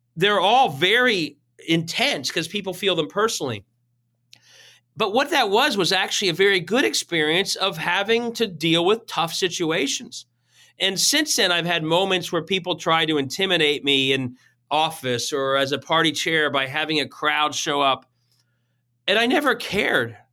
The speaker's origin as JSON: {"language": "English", "town": "Cincinnati", "region": "Ohio", "country": "United States", "tie": "born or raised there", "said": "I am from Cincinnati. I grew up here"}